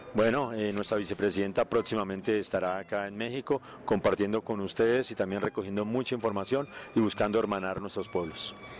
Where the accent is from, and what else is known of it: Colombia